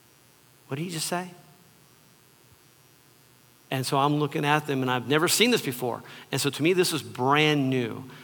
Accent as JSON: {"language": "English", "region": "Southern California", "country": "United States", "tie": "born or raised there", "said": "I grew up in Southern California, in the early 60s or mid 60s."}